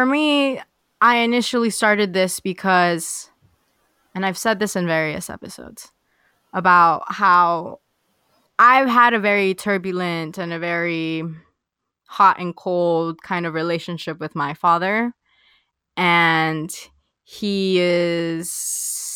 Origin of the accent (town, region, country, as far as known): Los Angeles, California, United States